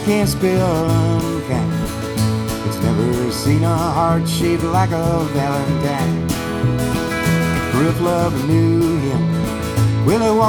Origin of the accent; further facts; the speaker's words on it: Chicago, Illinois, United States; Me and my three brothers are all born and raised in Chicago